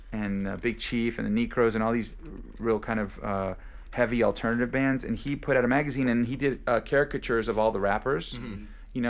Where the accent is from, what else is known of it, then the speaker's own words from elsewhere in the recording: Michigan, United States; I mean, I grew up in Michigan.